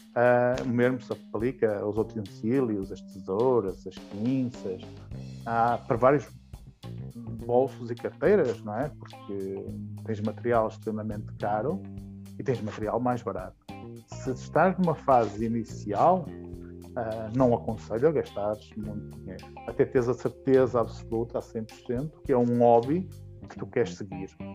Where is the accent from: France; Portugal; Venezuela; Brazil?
Portugal; é português, não sou brasileiro.